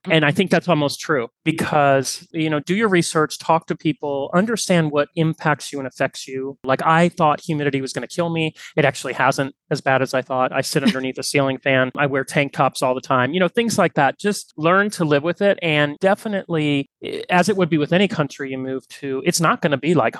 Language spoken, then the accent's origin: English; New Jersey, United States; born there; Because I was born in New Jersey, and I worked for American Express for a while, so I went to New York quite a bit.